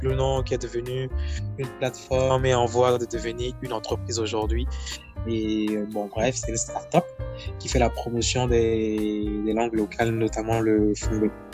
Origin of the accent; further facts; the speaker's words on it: Akassato, Atlantique, Benin; je suis originaire d'Akasato, dans le Bénin